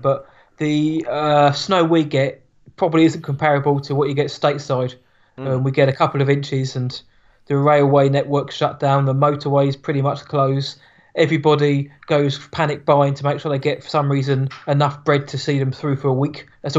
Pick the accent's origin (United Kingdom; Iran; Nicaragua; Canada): United Kingdom; being British